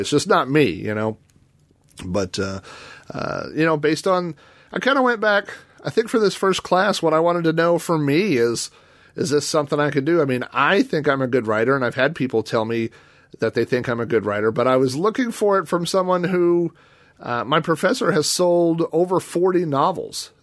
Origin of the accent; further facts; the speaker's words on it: Yukon, Oklahoma, United States; my hometown, the town I live in, Yukon, Oklahoma